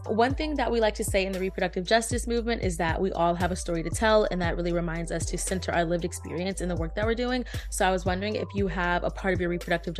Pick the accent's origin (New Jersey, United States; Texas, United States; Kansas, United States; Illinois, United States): Texas, United States; also born or lived in Louisiana; now in California, United States; I'm currently living in California, which is known as a reproductive freedom state, but I went to undergrad in Louisiana and I'm from Texas, which are two states that do not have abortion access.